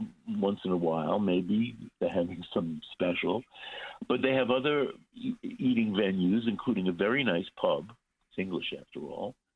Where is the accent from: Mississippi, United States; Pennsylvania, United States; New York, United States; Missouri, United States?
New York, United States; New York City; I grew up in Flatbush